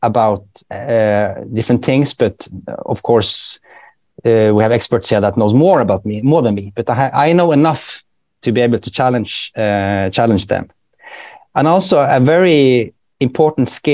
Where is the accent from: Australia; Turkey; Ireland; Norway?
Norway; Bergen, Vestland; accent: Bergen dialect; first language Norwegian; English is a second language; moved away as an adult; now in Sweden; I'm from Bergen